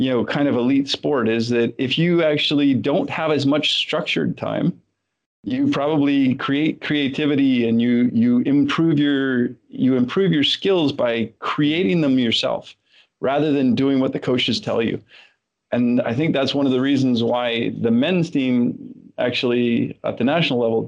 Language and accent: English; Canada; growing up in Canada